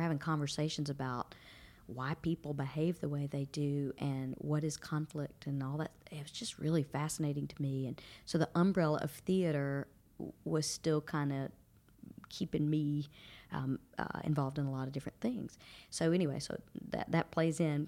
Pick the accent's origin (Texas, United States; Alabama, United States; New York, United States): Alabama, United States; Brundidge; moved away as an adult; also born or lived in Georgia; here I am from Brundage, Alabama